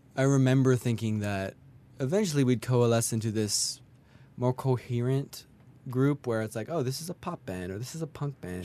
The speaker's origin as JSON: {"language": "English", "town": "Kelowna", "region": "British Columbia", "country": "Canada", "tie": "born or raised there", "moved": "yes", "lives_now": "Montreal, Canada", "said": "I grew up in Kelowna."}